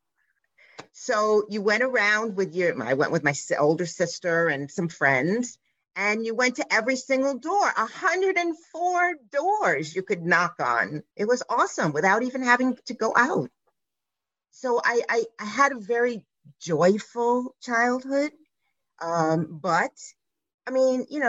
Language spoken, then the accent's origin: English; New York City, New York, United States; I grew up on the Lower East Side in New York City